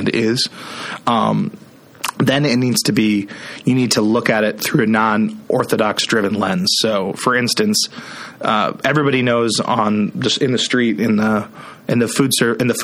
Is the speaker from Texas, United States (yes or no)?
no; Iowa, United States; I'm from Iowa.